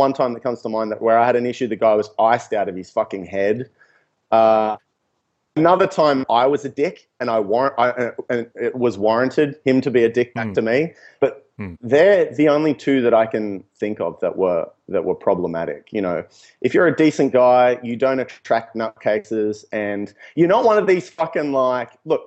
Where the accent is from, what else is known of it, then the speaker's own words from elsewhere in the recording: Newcastle, New South Wales, Australia; moved away as an adult; also born or lived in Melbourne; moving to Melbourne, and I said, yeah, I'm from Newcastle